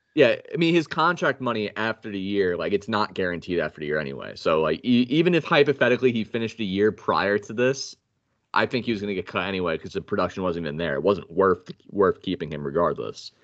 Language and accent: English; New York, United States; now in Carolina, United States; we live in Carolina. Uh, I'm from New York